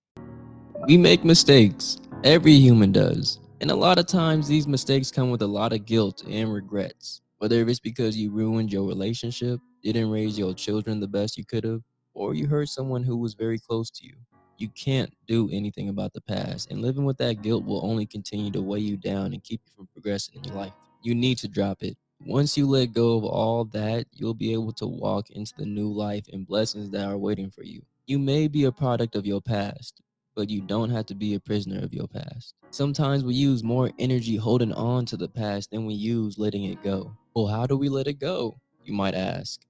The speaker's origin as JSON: {"language": "English", "town": "Oakland", "region": "California", "country": "United States", "said": "I was from Oakland"}